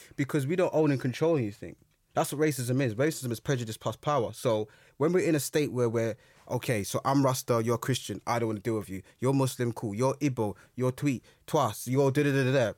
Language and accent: English; London, United Kingdom; I grew up in Brixton